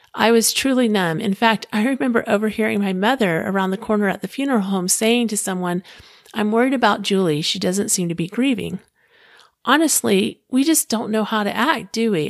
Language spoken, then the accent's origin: English; Clearwater, Florida, United States; I was living in my hometown of Clearwater, Florida